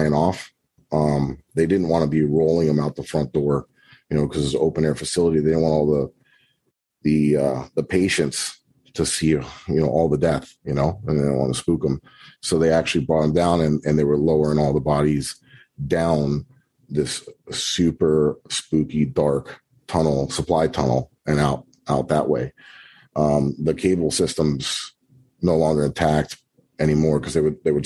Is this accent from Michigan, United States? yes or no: no; Florida, United States; we're from Florida